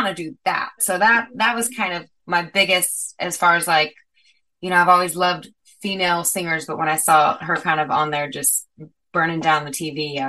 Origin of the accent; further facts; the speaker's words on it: Las Cruces, New Mexico, United States; moved away; also born or lived in Texas; I'm from Las Cruces, New Mexico